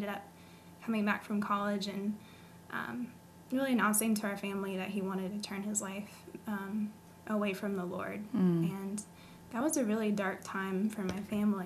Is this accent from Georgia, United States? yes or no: no; Texas, United States; moved away as an adult; also born or lived in West Virginia / Norfolk, Virginia; now in Harrisonburg, United States; I grew up in West Virginia for the most part until I was nine, and when I was nine, we moved to Texas